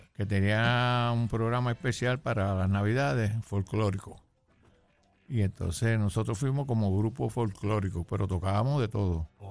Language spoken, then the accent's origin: Spanish; San Juan, Puerto Rico; also born or lived in Ciales, Puerto Rico; nací en Ciales, pero vine pequeño para acá, para, para San Juan, Las Monjas.